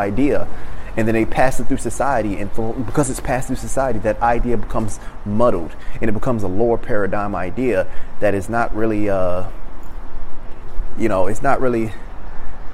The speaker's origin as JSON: {"language": "English", "town": "Baltimore", "region": "Maryland", "country": "United States", "said": "I'm from Baltimore"}